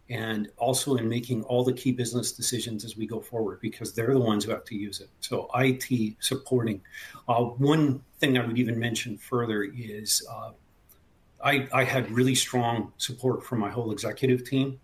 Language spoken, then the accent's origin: English; Canada; moved away; I'm originally from Canada. The accent might give it away occasionally.